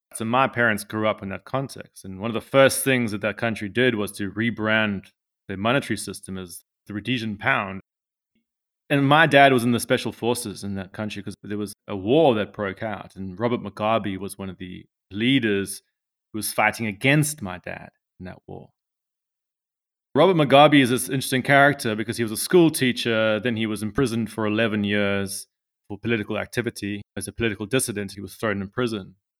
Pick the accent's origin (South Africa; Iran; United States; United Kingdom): South Africa; I'm from South Africa